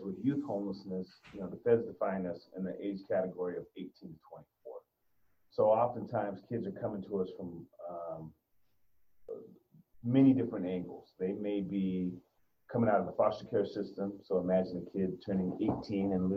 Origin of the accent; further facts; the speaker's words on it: Las Vegas, Nevada, United States; moved away as an adult; now in Reno, United States; born and raised in Vegas, native Nevadan. I came up to Reno back in the late 80s to get my undergrad